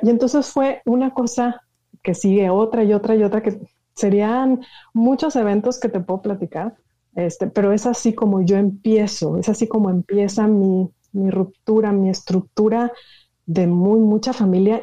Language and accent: Spanish; Monterrey, Nuevo León, Mexico; moved away; yo soy originaria de Monterrey